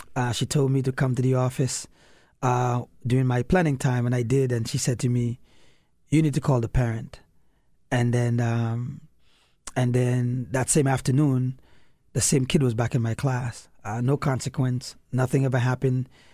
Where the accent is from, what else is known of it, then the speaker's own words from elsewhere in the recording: St. Lucia; moved away; also born or lived in New York City / DC metro area; my grandparents kinda raised me in the Caribbean